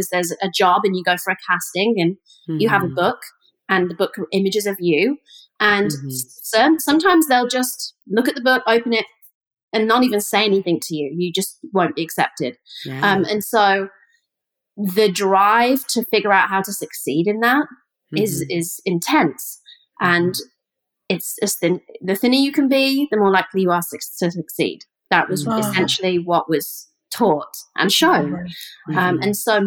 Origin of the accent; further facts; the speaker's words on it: the middle of England, United Kingdom; moved away; I grew up in England, and I grew up in the middle of England. I kind of call it the Ohio of England.